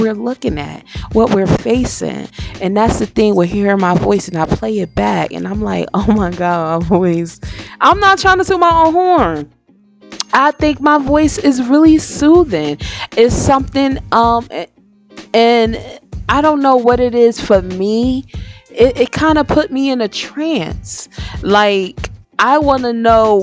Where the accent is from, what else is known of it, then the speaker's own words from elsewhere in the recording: Paterson, New Jersey, United States; moved away; where I grew up in Patterson